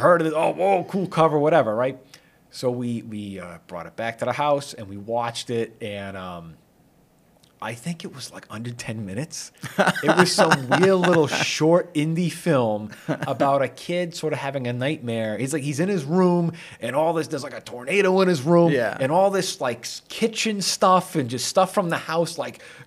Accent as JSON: {"language": "English", "town": "Shrewsbury", "region": "Massachusetts", "country": "United States", "tie": "born or raised there", "said": "I grew up here in Shrewsbury, and I grew up here going to the old school"}